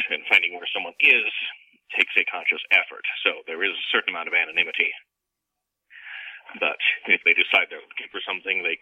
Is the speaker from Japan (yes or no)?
no; United Kingdom; also born or lived in Canada; now in United States; I'm from Britain originally, and I lived several years in Canada as well.